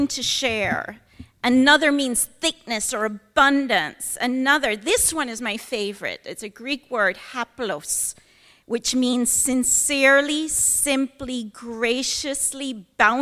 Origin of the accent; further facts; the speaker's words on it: Kingston, Jamaica; moved away as an adult; now in Oregon, United States; I'm born in Kingston, Jamaica